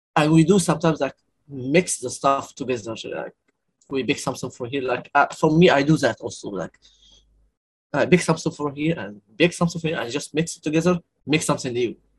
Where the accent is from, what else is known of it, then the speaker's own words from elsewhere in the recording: Cairo, Cairo Governorate, Egypt; also born or lived in Aswan (roots); I was born in Cairo, and I, all my life is here